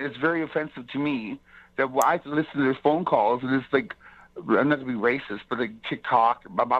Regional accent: Canada; I'm Canadian. I'm Aboriginal, right?

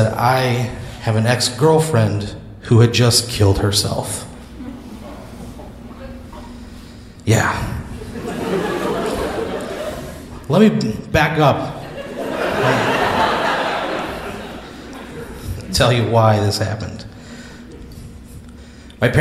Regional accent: Dupo, Illinois, United States; now in Austin, United States; my hometown of Dupo, Illinois

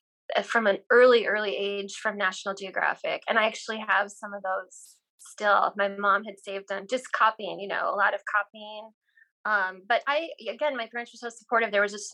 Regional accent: South Dakota, United States; Yeah, definitely. I grew up in a house where my mom was a librarian.

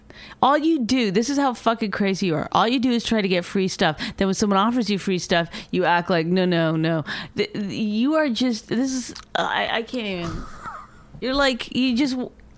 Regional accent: Canada; I'm Canadian.

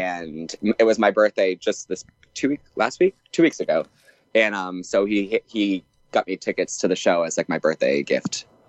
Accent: Massachusetts, United States; born or raised there

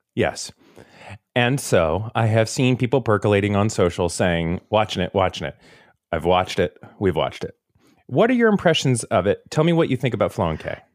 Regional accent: Seminole, Florida, United States; I grew up in Seminole, Florida

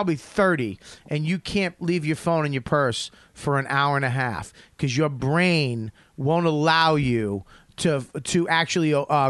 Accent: Australia; I'm not fucking white. I'm Australian.

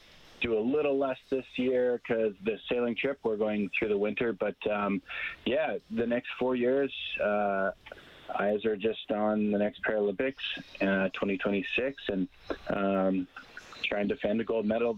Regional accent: Calgary, Alberta, Canada; moved away as an adult; also born or lived in Saskatoon; I grew up in Calgary. I was born in Saskatoon, but spent most of my life in Calgary

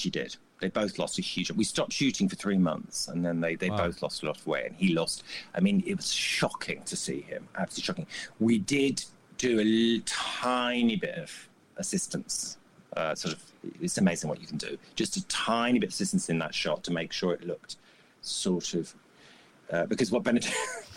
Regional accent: United Kingdom; as a Brit

